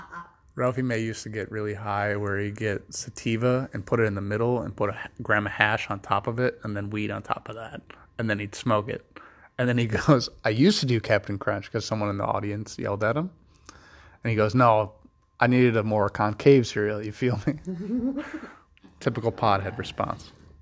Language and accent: English; San Francisco, California, United States; I'm from San Francisco. I like dried apricots.